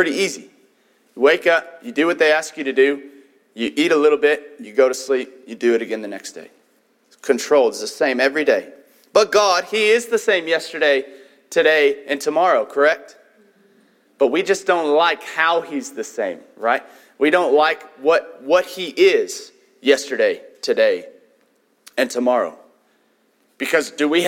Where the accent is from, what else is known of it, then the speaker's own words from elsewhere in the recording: Tulsa, Oklahoma, United States; moved away; also born or lived in Katy, Texas; we grew up in Tulsa, Oklahoma. It was insane how big that place was. And then we moved to Katy, Texas